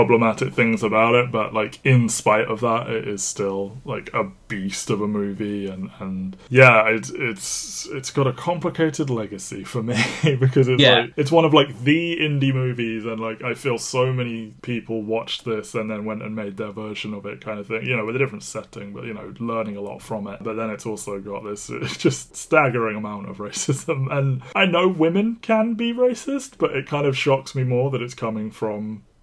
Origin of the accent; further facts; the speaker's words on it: United Kingdom; we are British